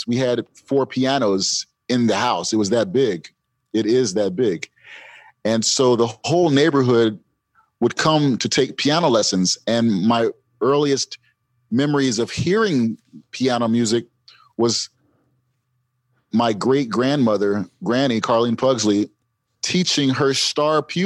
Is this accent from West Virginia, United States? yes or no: no; Camden, New Jersey, United States; I grew up in Camden, New Jersey, which is sometimes a murder capital